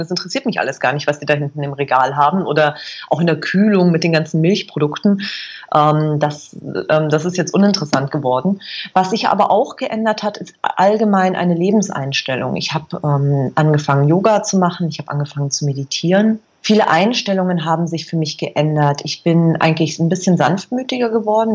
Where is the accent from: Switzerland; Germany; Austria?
Germany; Berchtesgaden, Bavaria; moved away as an adult; Ich bin in Berchtesgaden groß geworden in Bayern